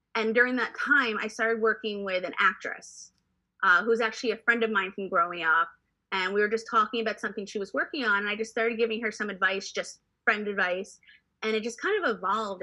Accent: New York City, New York, United States; growing up in New York City, going to the theater every weekend.

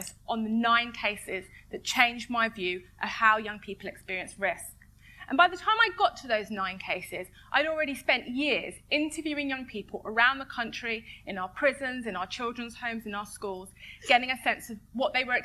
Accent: London, United Kingdom; I am not from Tottenham. I am from Edmonton.

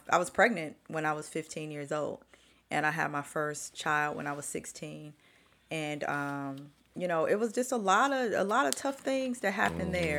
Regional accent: Chicago, Illinois, United States; moved away as an adult; also born or lived in Los Angeles; I'm born and raised in Chicago

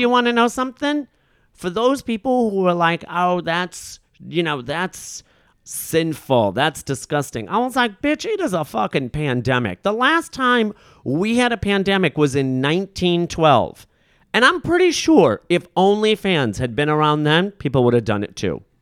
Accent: Rockford, Illinois, United States; accent: Midwestern; moved away; also born or lived in Chicago, Illinois; I grew up in Rockford, Illinois

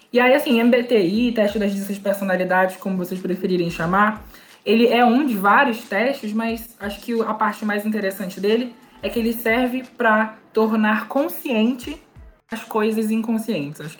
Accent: Manaus, Amazonas, Brazil; Sou manauara

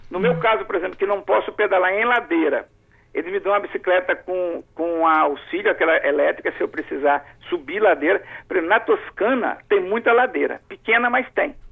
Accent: Alegre, Brazil; eu sou de Alegre

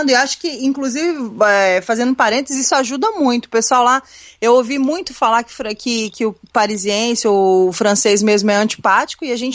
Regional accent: Canada; Portuguese is a second language; Não, beleza, é porque ele é brasileiro, eu sou canadense.

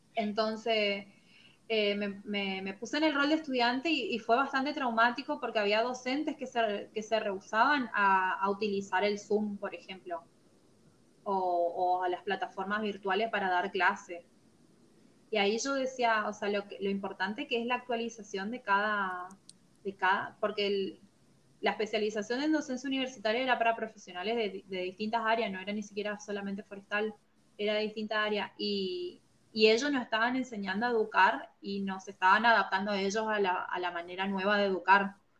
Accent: Formosa, Argentina; soy de Formosa, Argentina, y actualmente estoy trabajando en la Dirección de Bosques del Chaco

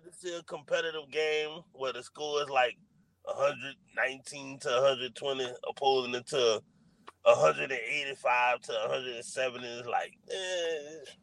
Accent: New Orleans, Louisiana, United States; I'm from New Orleans.

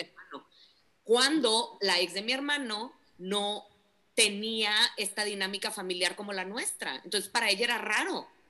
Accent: Mexico

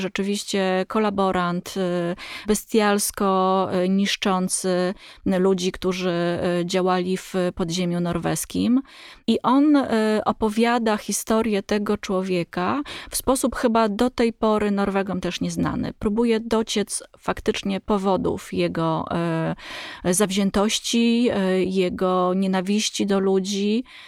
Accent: Poland; my, Polacy

